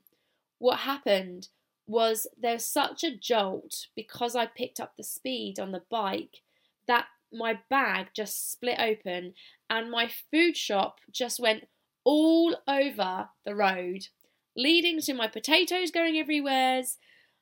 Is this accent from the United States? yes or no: no; United Kingdom; accent: British; now in Australia; I've still got my British accent